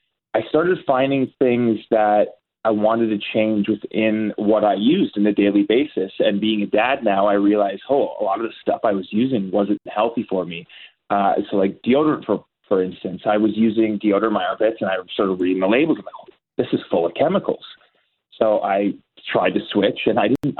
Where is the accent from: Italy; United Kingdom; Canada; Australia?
Canada; Burlington, Ontario; also born or lived in Los Angeles; I was born in Burlington, Ontario, and I just grew up here.